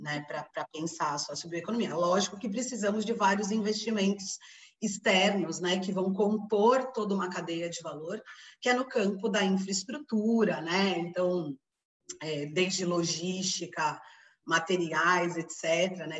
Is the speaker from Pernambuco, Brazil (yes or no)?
no; São Paulo, Brazil; moved away as an adult; now in Belém, Brazil; Eu sou de São Paulo, mas moro em Belém já há 16 anos